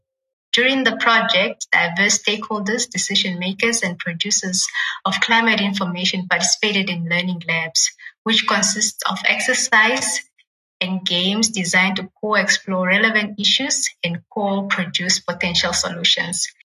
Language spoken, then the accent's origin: English; northern Namibia, Namibia; I remember growing up in northern Namibia